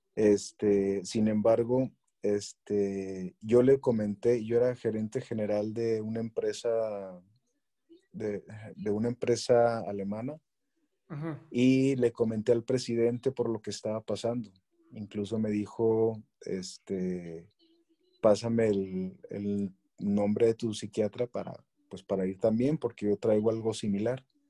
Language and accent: Spanish; Chihuahua, Mexico; moved away as an adult; now in Querétaro, Mexico; soy originario de Chihuahua